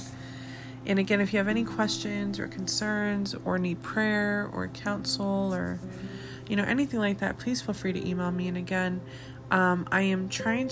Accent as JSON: {"language": "English", "town": "Arvada", "region": "Colorado", "country": "United States", "tie": "born or raised there", "lives_now": "Colorado Springs, United States", "said": "my hometown, which is Arvada, Colorado"}